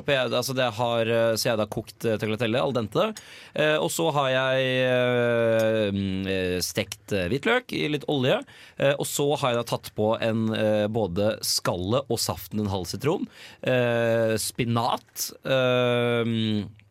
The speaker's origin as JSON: {"language": "Norwegian", "town": "Nøtterøy", "region": "Vestfold", "country": "Norway", "tie": "born or raised there", "moved": "yes", "said": "hjemme, hjemme på Natterøy"}